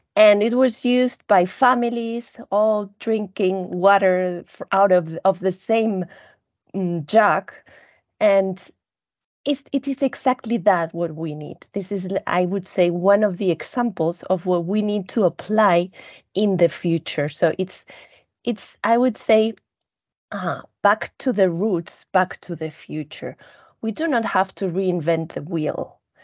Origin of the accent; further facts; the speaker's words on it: Spain; I come from Spain